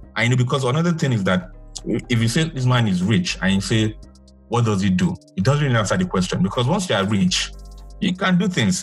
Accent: Nigeria

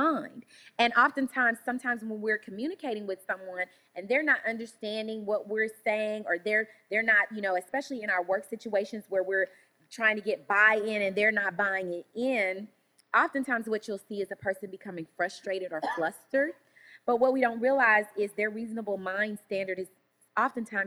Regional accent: Shreveport, Louisiana, United States; I'm from Louisiana, Shreveport, Louisiana, country girl

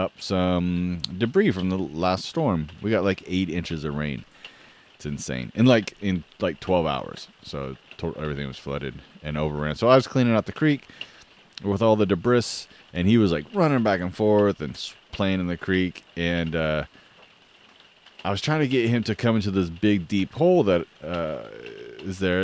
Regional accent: the Northwest, Pacific Northwest, United States; I'm from the Northwest

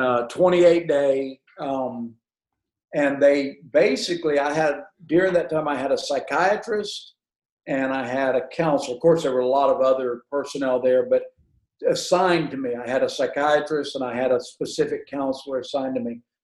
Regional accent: Huntsville, Alabama, United States; I grew up in Huntsville, Alabama

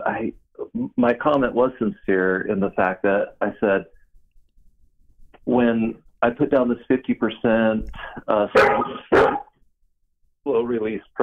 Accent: Salt Lake City, Utah, United States; I'm from Salt Lake City, Utah.

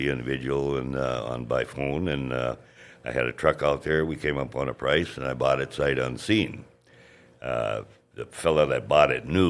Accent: Grand Forks, North Dakota, United States; also born or lived in Warsaw; I'm from Grand Forks originally. And actually, I was born in Warsaw. But I went to school here at St. James and St. Mary's

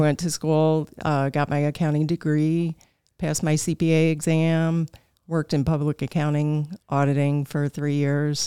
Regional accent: Buffalo Grove, Illinois, United States; also born or lived in Wisconsin / Arlington Heights, Illinois / Mount Prospect, Illinois / Chicago, Illinois; I am from Buffalo Grove, Illinois.

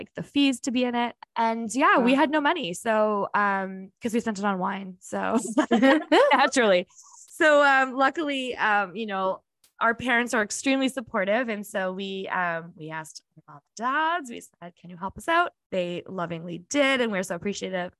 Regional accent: Winnipeg, Manitoba, Canada; I'm from here, there is no place like Winnipeg and Manitoba

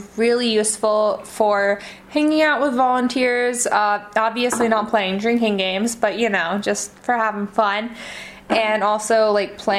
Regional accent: Georgia, United States; moved away as an adult; now in Osh, Kyrgyzstan; I'm from Georgia, and our winters are sometimes colder than the winter I had in Osh

